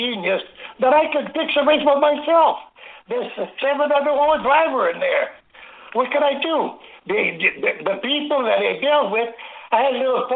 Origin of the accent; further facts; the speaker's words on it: Angers, Quebec, Canada; at the farmhouse, where I was raised and born in Angers, Quebec